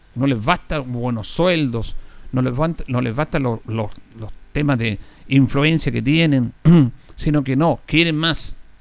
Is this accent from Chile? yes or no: yes; Chile; Somos especialistas los chilenos